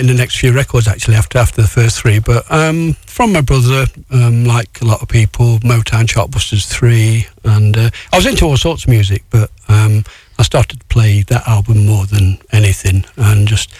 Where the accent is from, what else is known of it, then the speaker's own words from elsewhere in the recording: Kirkby-in-Ashfield, East Midlands, United Kingdom; I'm from Kirkby Nashfield, near Mansfield.